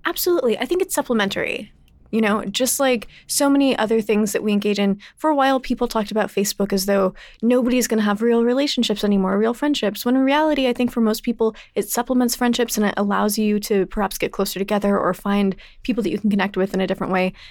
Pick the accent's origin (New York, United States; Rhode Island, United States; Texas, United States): Texas, United States; I grew up in Texas.